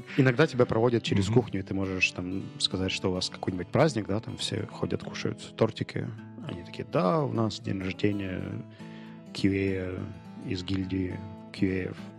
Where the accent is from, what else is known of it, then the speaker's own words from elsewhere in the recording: Ukraine; Я говорю, from Ukraine